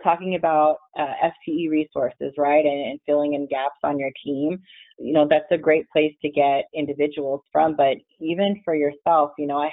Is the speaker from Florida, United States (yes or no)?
yes; South Florida, United States; I'm from South Florida, and so it's pretty much summer weather all year